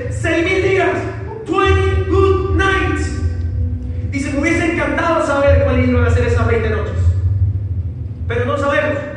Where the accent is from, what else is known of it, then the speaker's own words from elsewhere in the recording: Ecuador; digo, no, pero yo soy de Ecuador. En Ecuador ni siquiera está bueno. yo soy de Ecuador.